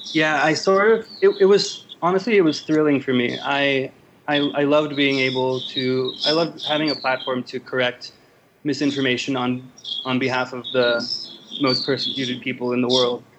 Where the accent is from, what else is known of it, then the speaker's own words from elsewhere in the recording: Los Angeles, California, United States; moved away as an adult; also born or lived in Yangon, Myanmar / Cambodia; now in Bangkok, Thailand; I grew up in Los Angeles